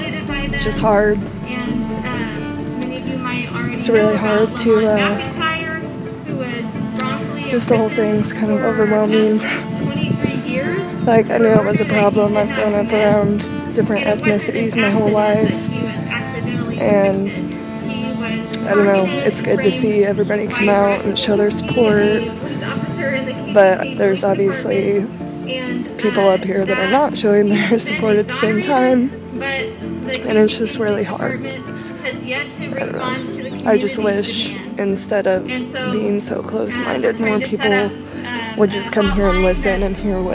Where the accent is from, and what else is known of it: Iowa, United States